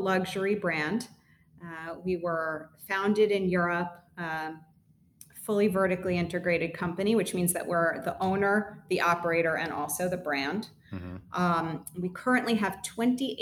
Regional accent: Tenafly, New Jersey, United States; now in New York, United States; I grew up in Bergen County in Tenafly.

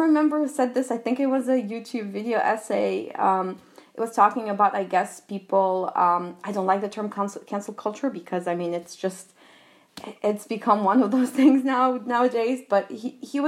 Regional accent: Albania; English is a second language; moved away as an adult; also born or lived in United States / France; I was born and raised in Albania. I did my college years in the US and then lived in France.

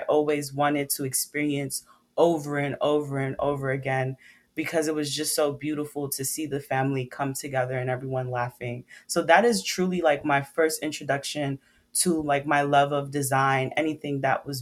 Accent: New York City, New York, United States; I'm from Brooklyn, New York. I've been raised by Caribbean parents, Trinidad and Jamaican

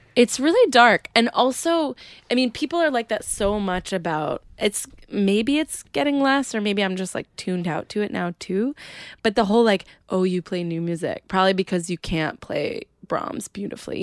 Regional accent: Adirondacks, New York, United States; also born or lived in Plattsburgh, New York; I grew up in a tiny town in the Adirondacks

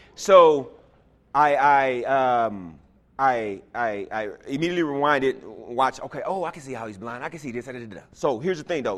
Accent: Houston, Texas, United States; moved away; I was from Houston

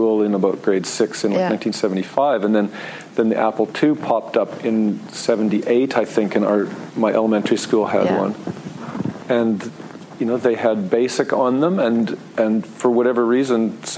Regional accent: Saskatoon, Saskatchewan, Canada; I am from Saskatoon

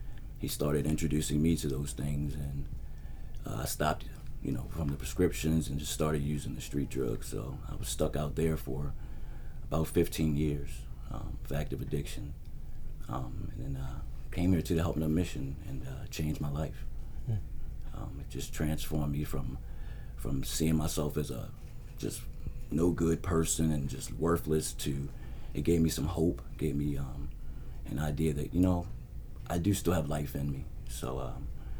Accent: Howard County, Maryland, United States; also born or lived in Baltimore; I was born here in Baltimore City, but my parents moved out to Howard County, so I was raised out in Howard County

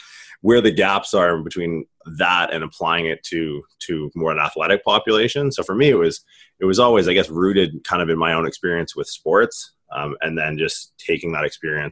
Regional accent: Canada; now in United States; I'm from Canada originally.

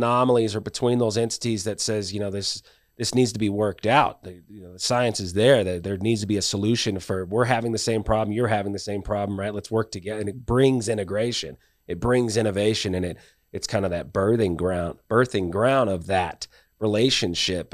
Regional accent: California, United States; moved away; I come from California

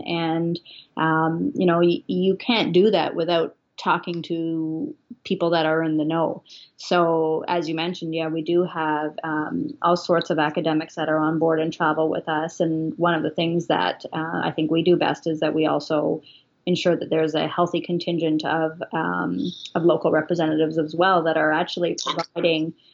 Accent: Ontario, Canada; also born or lived in Ottawa / Toronto; growing up in Ontario

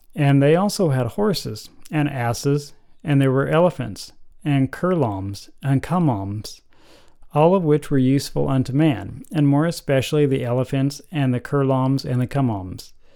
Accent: United States; I'm about as American as you can get

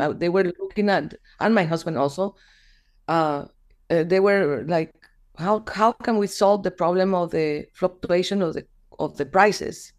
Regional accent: Guatemala; also born or lived in Florida; I am this person from Guatemala

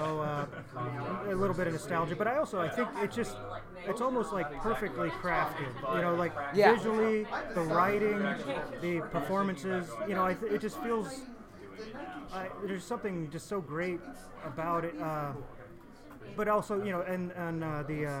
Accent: Lake of the Ozarks, Missouri, United States; I'm from the Lake of the Ozarks, Missouri

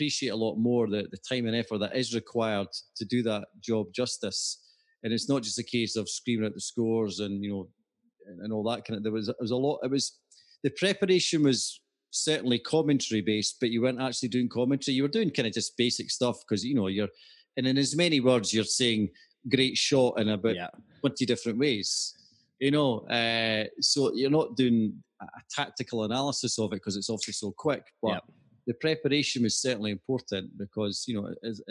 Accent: Scotland, United Kingdom; being Scottish

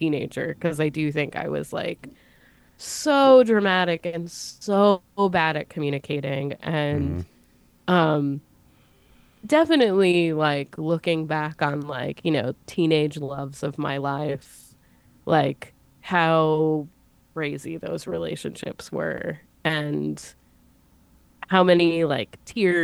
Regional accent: United States; I grew up kind of near New York City

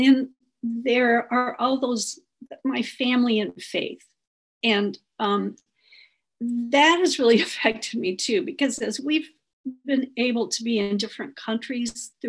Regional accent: Southern Missouri, United States; where I grew up in Southern Missouri

